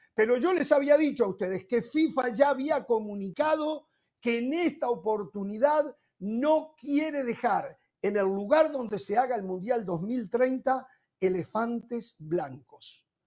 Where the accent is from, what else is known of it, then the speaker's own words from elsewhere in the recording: Montevideo, Uruguay; moved away; en mi ciudad natal, en Montevideo